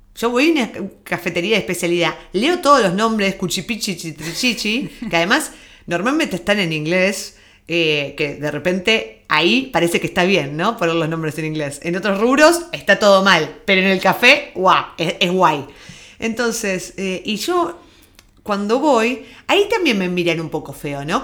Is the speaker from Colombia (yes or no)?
no; Argentina; moved away; nuestro acento, de que venimos de Argentina